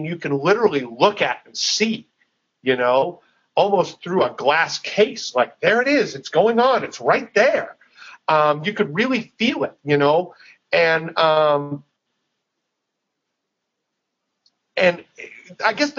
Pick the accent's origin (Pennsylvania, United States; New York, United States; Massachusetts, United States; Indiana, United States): Massachusetts, United States; Boston; also born or lived in Dallas, Texas; now in Nashville, United States; I grew up in the Boston area